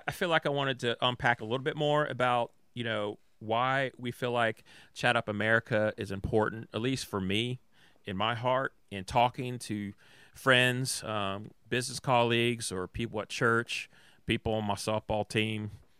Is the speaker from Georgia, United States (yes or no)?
yes; Atlanta, Georgia, United States; You know, I was raised in Atlanta, Georgia.